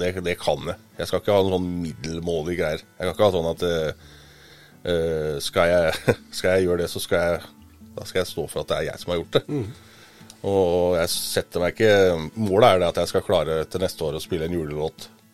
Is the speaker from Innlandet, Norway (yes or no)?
yes; Gudbrandsdalen, Innlandet, Norway; moved away; jeg er jo gudbrandsdøl